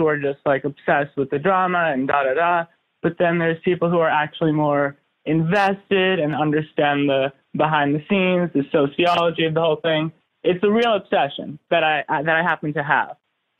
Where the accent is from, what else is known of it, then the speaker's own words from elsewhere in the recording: New York City, New York, United States; I'm from New York City.